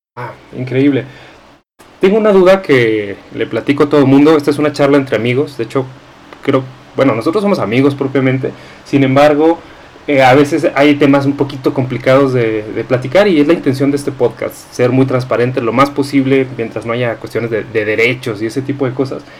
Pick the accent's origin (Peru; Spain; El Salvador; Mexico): Mexico; nosotros como mexicanos